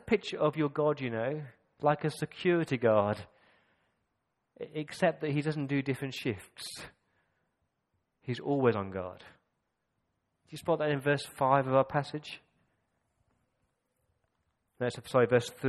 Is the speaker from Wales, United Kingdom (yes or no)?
no; Coventry, West Midlands, United Kingdom; I grew up in Coventry